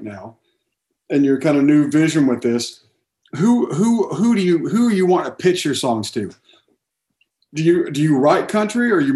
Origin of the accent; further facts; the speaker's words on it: Dallas, Texas, United States; I grew up in Dallas, Texas